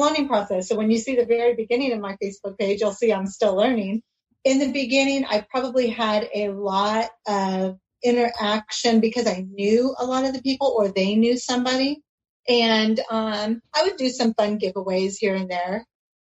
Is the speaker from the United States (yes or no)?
yes; California, United States; also born or lived in Oregon; now in Arizona, United States; So I'm in Arizona. Actually, I'm probably the one out of state. I was raised in California.